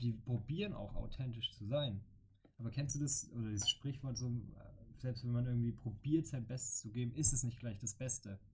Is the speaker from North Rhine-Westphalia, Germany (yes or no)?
no; Bavaria, Germany; also born or lived in Franconia; now in Cologne, Germany; als Bayer